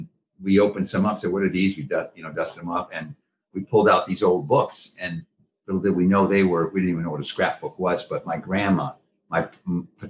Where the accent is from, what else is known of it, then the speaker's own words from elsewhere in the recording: Massachusetts, United States; I grew up in Massachusetts